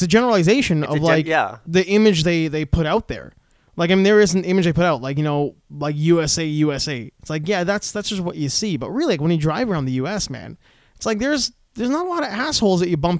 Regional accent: Canada; I'm not a Yank, man. I'm Canadian.

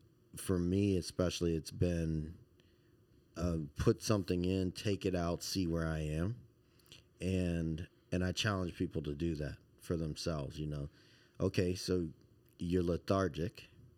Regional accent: Baton Rouge, Louisiana, United States; You know, and I love seafood. I'm from Baton Rouge. It's like everything we do.

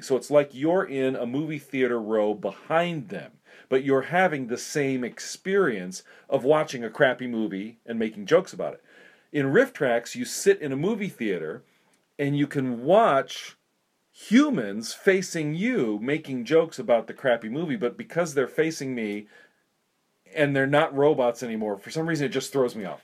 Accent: South Dakota, United States; I grew up in South Dakota

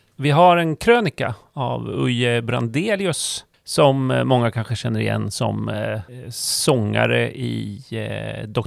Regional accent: Norrköping, Östergötland, Sweden; moved away; det är ju min hemstad

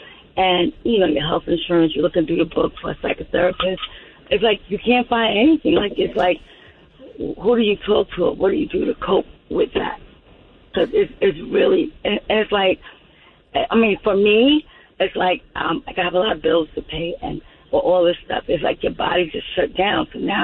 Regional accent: New York, United States; now in Georgia, United States; My son went to Georgia State University. We're from New York. Moved down here.

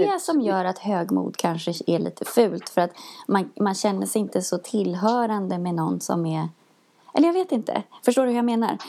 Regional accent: Sweden; vi i Sverige

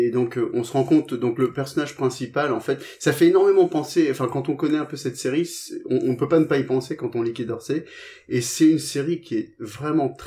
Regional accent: England, United Kingdom; moved away; j'ai vécu en Angleterre, j'ai grandi en Angleterre.

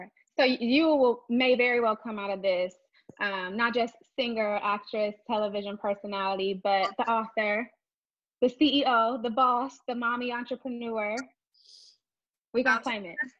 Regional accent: Texas, United States; I'm from Texas as well

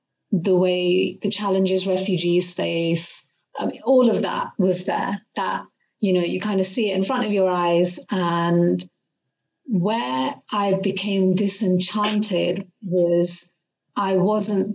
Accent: United Kingdom; being a British Asian woman who's grown up in the UK. I've been in the UK since I was a kid. I moved here when I was 5

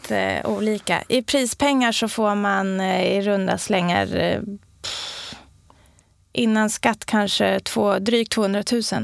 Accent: Sweden; man är stolt över sitt land och att vara svensk

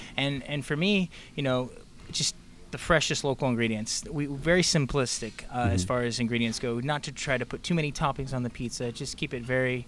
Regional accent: Monterey, California, United States; I grew up in Monterey, just south of here, a couple hours.

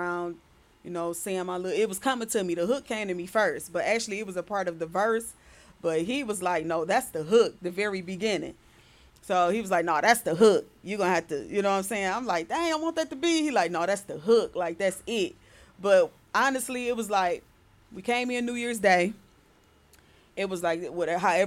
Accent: Detroit, Michigan, United States; I was born on the east side and moved to the west side when I was 8 years old. So I just say I'm both sides.

